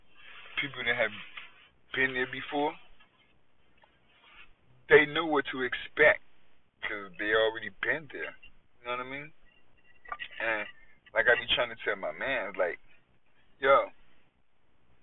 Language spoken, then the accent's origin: English; New York, United States; that's just how we was raised in New York